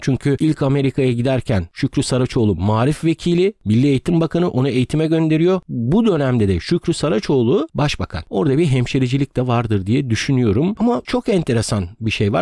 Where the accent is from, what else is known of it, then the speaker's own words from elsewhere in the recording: Ödemiş, İzmir, Turkey; now in Istanbul, Turkey; Ben İzmir Ödemiş'te doğdum, büyüdüm